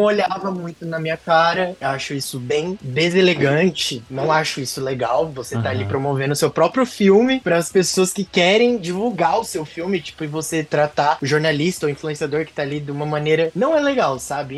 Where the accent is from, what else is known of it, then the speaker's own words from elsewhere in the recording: Presidente Prudente, São Paulo, Brazil; lá na minha cidade, por exemplo, em Prudente